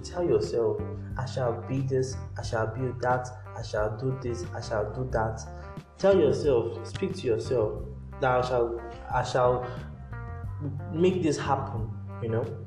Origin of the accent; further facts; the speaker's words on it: Nigeria; as Nigerian